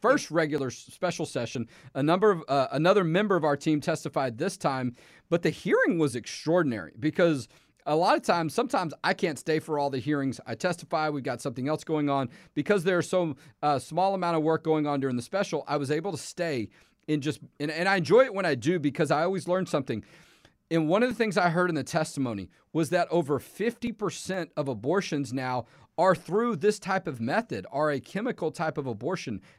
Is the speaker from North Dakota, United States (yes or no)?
no; Texas, United States; I'm born and raised in Texas.